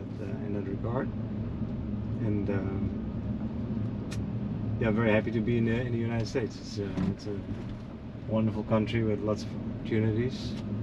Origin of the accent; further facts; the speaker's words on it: Netherlands; now in Florida, United States; From the Netherlands.